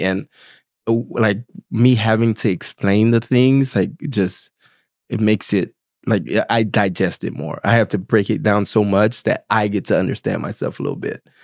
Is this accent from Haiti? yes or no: yes; Haiti; I'm from Haiti